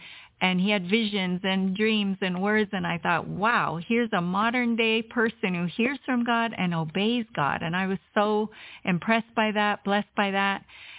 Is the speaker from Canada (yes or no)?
yes; Winnipeg, Manitoba, Canada; moved away as an adult; now in India; Growing up in Canada